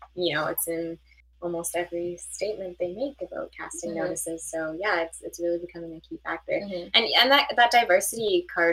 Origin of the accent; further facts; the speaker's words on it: Canada; I have only been raised in Canada, so I'm Canadian